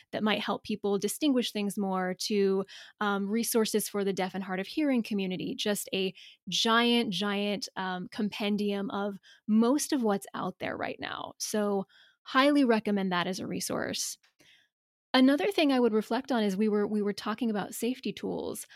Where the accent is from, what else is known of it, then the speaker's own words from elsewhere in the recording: the South, United States; we're both from the South